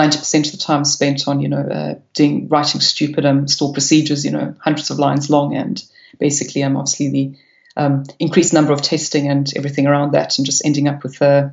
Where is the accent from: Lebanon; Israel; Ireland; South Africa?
South Africa; moved away as an adult; now in United Kingdom; I've been in the UK now for 16 years, but yes, I still do. I do try and speak it with any South Africans